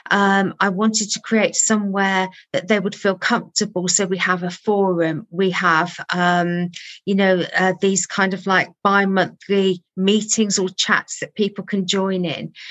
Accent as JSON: {"language": "English", "town": "Birmingham", "region": "West Midlands", "country": "United Kingdom", "tie": "born there", "said": "So I was born in Birmingham"}